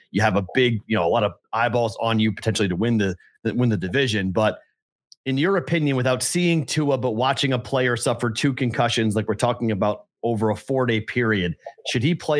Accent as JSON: {"language": "English", "town": "Boston", "region": "Massachusetts", "country": "United States", "said": "I'm the Bostonian"}